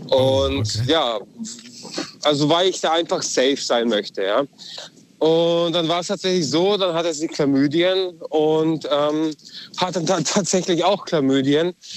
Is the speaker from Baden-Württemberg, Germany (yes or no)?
yes; Balingen, Kaiserstuhl area, Baden-Württemberg, Germany; Ich komme aus Balingen, also Kaiserstuhl-Ecke.